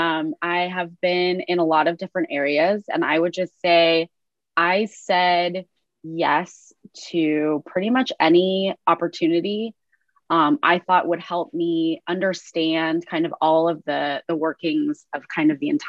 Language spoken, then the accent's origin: English; Northern California, United States; I'm from the West Coast and then from Northern California